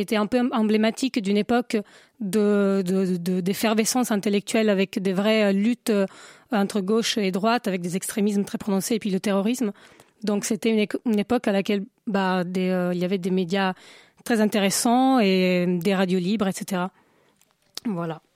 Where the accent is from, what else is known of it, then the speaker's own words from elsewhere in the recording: Italy; now in Paris, France; je suis italienne, je voulais euh, un nom italien.